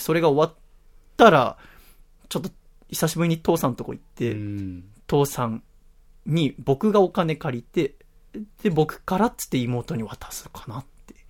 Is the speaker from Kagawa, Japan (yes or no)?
no; Yokohama, Kanagawa, Japan; 今の横浜の実家から引っ越して